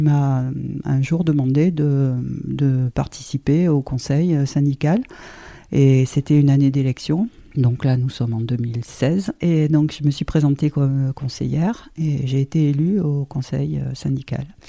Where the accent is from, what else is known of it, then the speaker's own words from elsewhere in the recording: Toulon, Provence-Alpes-Côte d'Azur, France; also born or lived in Marseille / Paris region; now in Île du Levant, France; je suis toulonnaise. Je suis née à Toulon, j'ai fait toutes mes études à Toulon